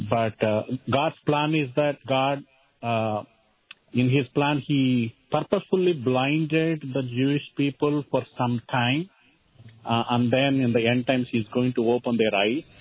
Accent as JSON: {"language": "English", "country": "India", "tie": "born or raised there", "moved": "yes", "lives_now": "St. Paul, United States", "said": "I was, you know, born and brought up in India, and I came to know the Lord at uh, 19 years of age from Hinduism."}